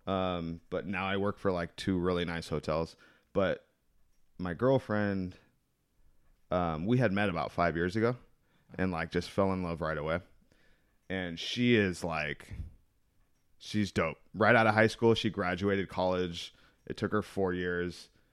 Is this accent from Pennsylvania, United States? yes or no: no; El Cajon, California, United States; I was born out here in El Cajon